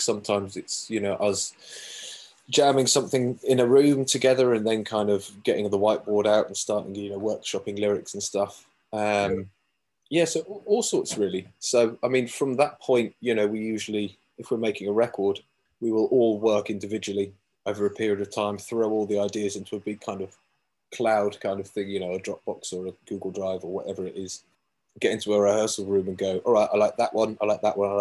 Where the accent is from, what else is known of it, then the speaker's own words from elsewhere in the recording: Cornwall, South West England, United Kingdom; moved away as an adult; also born or lived in Plymouth; now in London, United Kingdom; I was born in Plymouth, raised in Cornwall, and then hot-tailed out of there to London about 10 years ago.